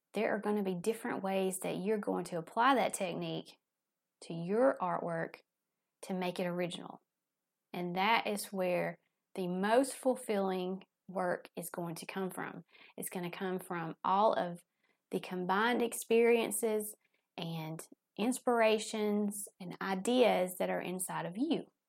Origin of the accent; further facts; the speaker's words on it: the South, United States; accent: Southern; my Southern accent